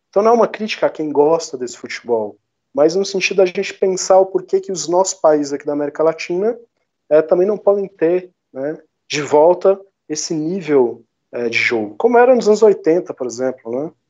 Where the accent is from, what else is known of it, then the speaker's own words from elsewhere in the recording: Minas Gerais, Brazil; accent: mineirinho, do interior; Meu sotaque mineirinho, né, do interior.